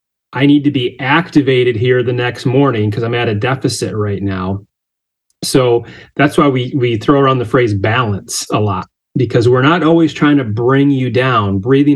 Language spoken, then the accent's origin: English; Michigan, United States; I'm from Michigan.